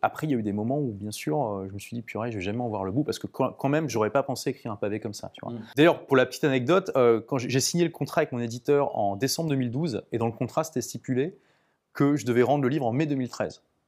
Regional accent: Lille, Hauts-de-France, France; now in London, United Kingdom; je suis de Lille

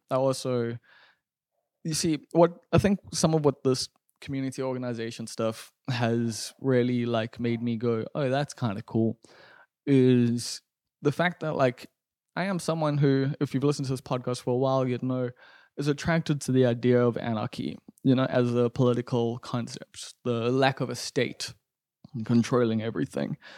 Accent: Durban, KwaZulu-Natal, South Africa; growing up in Umbilo, like this isn't Frenton, this isn't Stunton

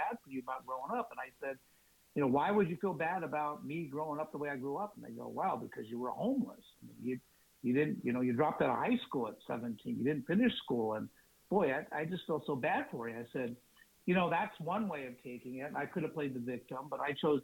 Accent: Huntington Beach, California, United States; I grew up in California, Orange County, Huntington Beach, surfer, beach bum

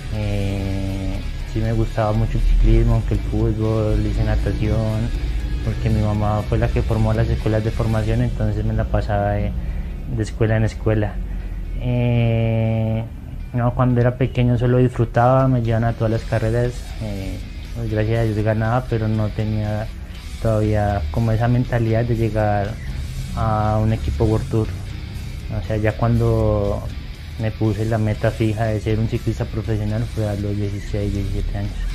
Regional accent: Huila, Colombia; moved away; also born or lived in Antioquia / El Carmen de Viboral

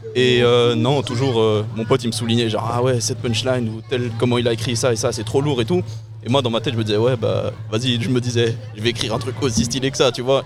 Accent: Brussels, Brussels-Capital Region, Belgium; je viens euh, BX Centre, 10 1040

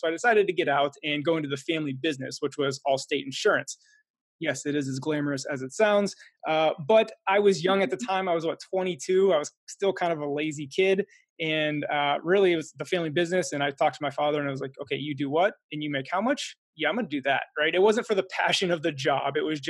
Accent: Pennsylvania, United States; also born or lived in East Coast; So I'm from Pennsylvania originally. However, my dad was in the military, so I lived all up and down the East Coast growing up.

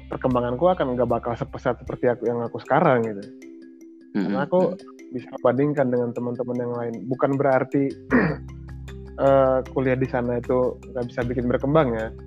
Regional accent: East Nusa Tenggara, Indonesia; karena aku lahirnya di Flores besar di Flores jadi aku KTP juga Flores Jadi aku menyebut diriku orang Flores gitu asalnya secara administratif.

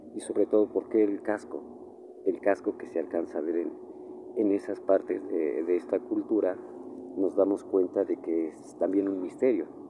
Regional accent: Mexico; nosotros realmente como mexicanos somos los que, los que vivimos aquí

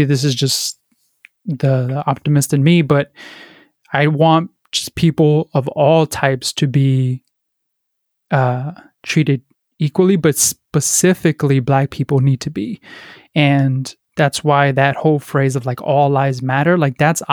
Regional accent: Paterson, New Jersey, United States; I grew up in Paterson, New Jersey, a very, impoverished city

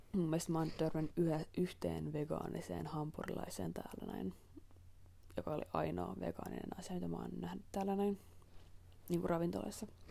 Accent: Helsinki, Uusimaa, Finland; moved away; mähän olen Helsingistä kotoisin

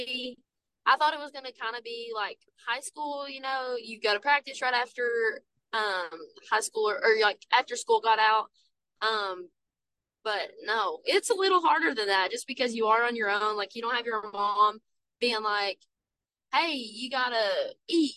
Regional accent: Somerset, Kentucky, United States; moved away as an adult; now in Georgetown, United States; I'm from Somerset

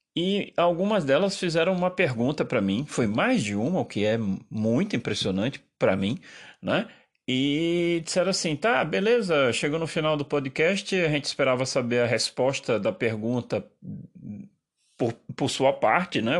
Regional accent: Brazil; eu terminei muito mais italiano do que é, brasileiro, apesar de ter nascido aqui e de enfim, essa é minha pátria

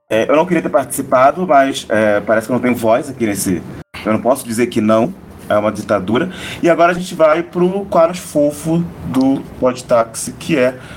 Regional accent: Rio de Janeiro, Brazil; now in São Paulo, Brazil; Porque eu vim do Rio de Janeiro, mas eu

